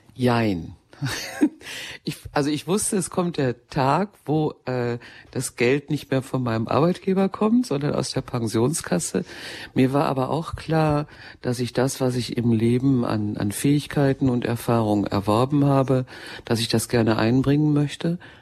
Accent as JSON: {"language": "German", "area": "Ruhr area", "region": "North Rhine-Westphalia", "country": "Germany", "said": "ich stamme ja mitten aus dem Ruhrgebiet"}